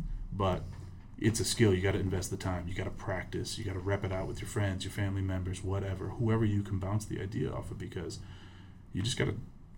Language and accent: English; Michigan, United States; born there; also born or lived in Italy; Yeah, so I was born in Michigan, moved all over the U.S., lived in Europe for a while.